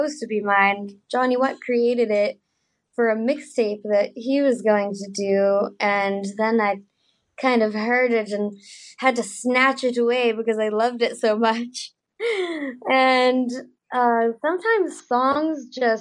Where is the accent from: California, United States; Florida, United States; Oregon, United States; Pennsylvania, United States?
California, United States; Nevada City; now in Los Angeles, United States; My hometown is called Nevada City